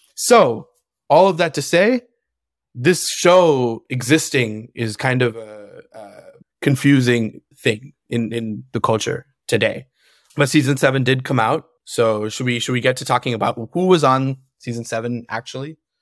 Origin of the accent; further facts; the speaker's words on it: California, United States; we're from California